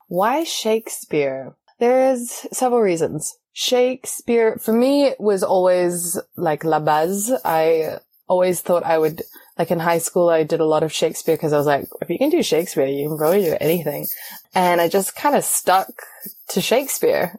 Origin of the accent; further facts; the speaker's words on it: New Zealand; moved away as an adult; also born or lived in Australia; now in Paris, France; I am originally from New Zealand and I came to France in 2016, 2015